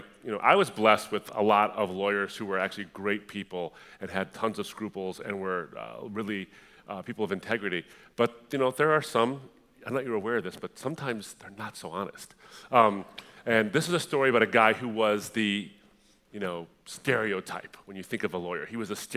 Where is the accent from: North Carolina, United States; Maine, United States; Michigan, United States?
Michigan, United States; Detroit; I was born in Detroit, but we moved up to a suburb of Detroit